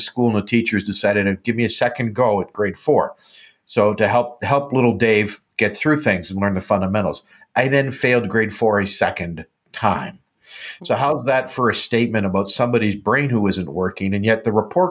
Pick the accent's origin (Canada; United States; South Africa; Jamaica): Canada; I'm a Canadian